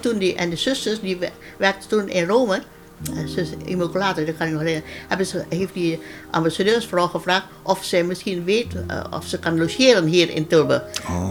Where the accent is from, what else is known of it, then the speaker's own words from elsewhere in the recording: Ambon, Maluku, Indonesia; moved away as an adult; now in Netherlands; ik ben geboren in Ammen en ik woonde daar